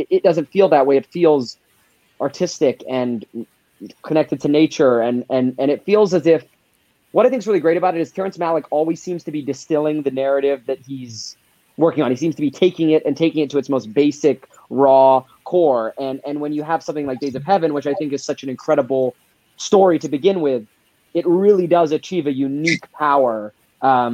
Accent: Alberta, Canada; I'm from Alberta, and that's where I am right now, and it's actually filmed in Alberta where I grew up.

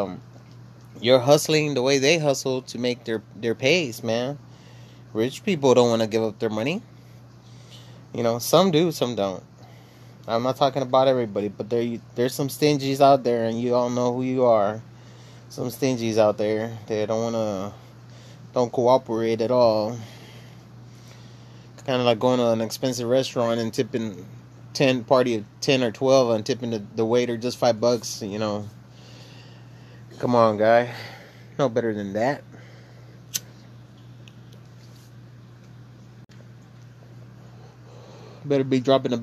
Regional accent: Laredo, Texas, United States; the way I was raised and grew up and where I grew up, you know, I'm from Dorado. I'm from Laredo, Texas

